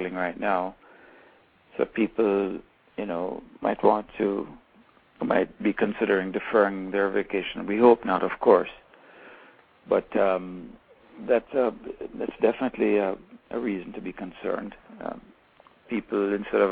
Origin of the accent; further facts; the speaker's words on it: Kingston, Jamaica; I'm from Kingston